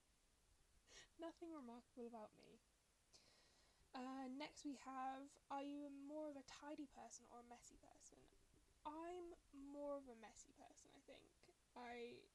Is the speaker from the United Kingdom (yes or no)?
yes; United Kingdom; I am very British.